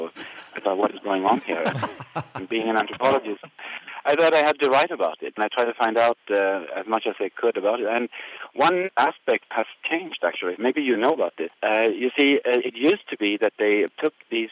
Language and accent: English; Sweden; moved away; I'm from Sweden